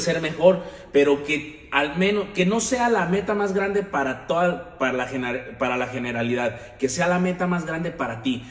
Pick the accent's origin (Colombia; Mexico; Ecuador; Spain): Mexico; Sahuayo, Michoacán; now in Guadalajara, Mexico; Yo no soy de aquí, yo soy de Michoacán